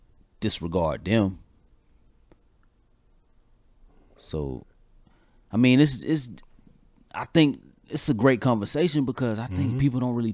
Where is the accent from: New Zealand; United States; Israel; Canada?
United States; Georgia; now in North Carolina, United States; I'm here from Georgia. My sibling is in Georgia. I'm in North Carolina, though.